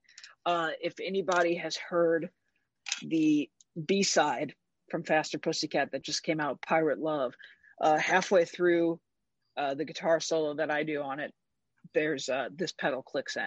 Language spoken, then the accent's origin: English; St. Louis, Missouri, United States; I was playing in my hometown, which is St. Louis, Missouri.